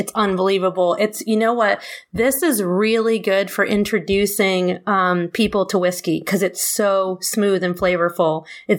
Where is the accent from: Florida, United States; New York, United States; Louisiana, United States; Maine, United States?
New York, United States; I'm also a New Yorker originally. Mm-hmm. And us New Yorkers love our rye.